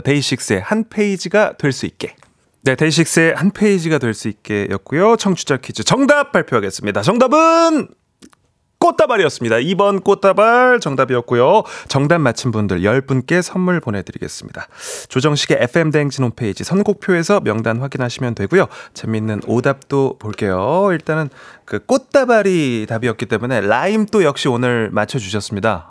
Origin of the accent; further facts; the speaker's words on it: South Korea; 저도 음. 딱 한국 사람인지